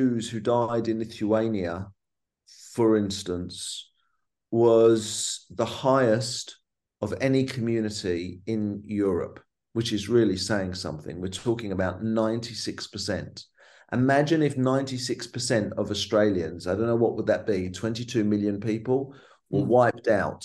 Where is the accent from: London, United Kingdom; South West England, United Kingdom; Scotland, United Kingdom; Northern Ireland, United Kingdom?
London, United Kingdom; a teenager growing up in London